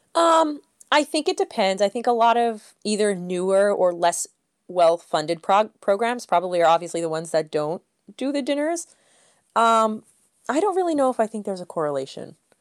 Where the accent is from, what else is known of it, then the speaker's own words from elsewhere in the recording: Northeast, United States; I am actually from the Northeast